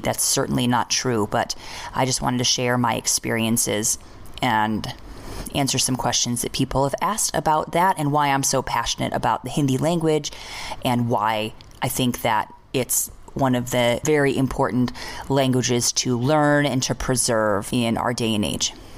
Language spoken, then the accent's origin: English; United States; moved away as an adult; also born or lived in India; as an American, I was I was raised to think very black and white